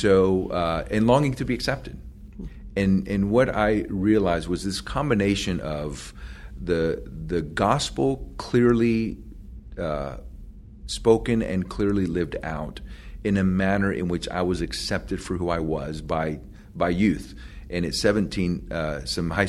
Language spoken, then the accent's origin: English; Puerto Rico; English is a second language; moved away; also born or lived in Florida; I was born in Puerto Rico, grew up in a Catholic family, went to Catholic school